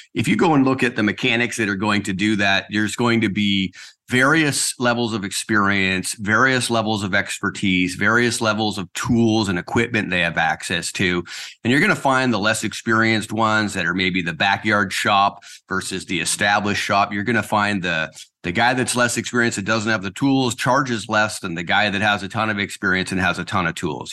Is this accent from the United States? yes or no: no; Surrey, British Columbia, Canada; moved away as an adult; also born or lived in Kelowna; now in Nanaimo, Canada; I was born and raised in South Surrey, White Rock